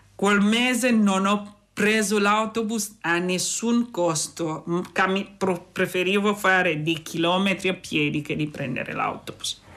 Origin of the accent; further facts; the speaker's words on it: Centre, Cameroon; Italian is a second language; moved away as an adult; now in Imola, Italy; Vengo dal Camerun e sono in Italia da dieci anni.